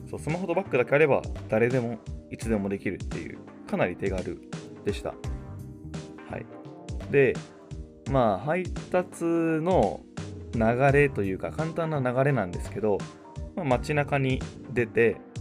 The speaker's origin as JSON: {"language": "Japanese", "region": "Chiba", "country": "Japan", "tie": "born or raised there", "said": "地元の千葉から神奈川の江ノ島まであのチャリで行く"}